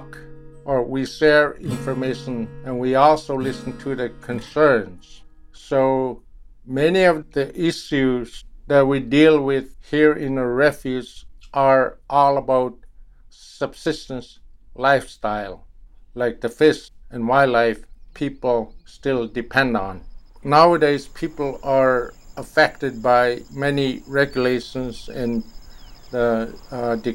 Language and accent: English; Nightmute, Alaska, United States; also born or lived in Bethel, Alaska; I was born here in Bethel, but I grew up on Nelson Island